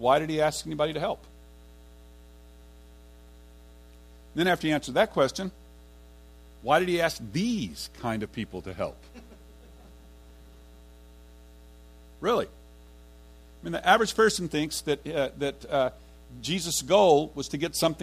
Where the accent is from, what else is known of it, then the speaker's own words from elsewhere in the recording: Fort Worth, Texas, United States; I'm from Fort Worth, and I lived on the east side, and I was going to TCU